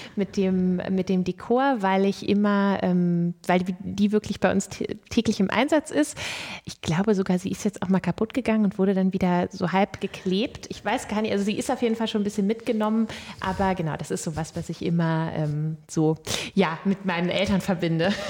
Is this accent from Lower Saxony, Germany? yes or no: yes; Lower Saxony, Germany; moved away as an adult; also born or lived in southeastern Bavaria; Standortwechsel von Südostbayern zurück in meine alte Heimat Niedersachsen